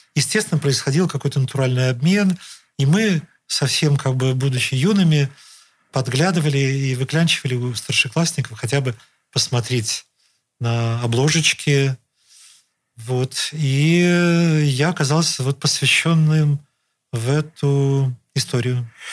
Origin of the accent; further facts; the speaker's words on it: Saint Petersburg, Russia; жил и вырос в родительском доме, в котором живу по сей день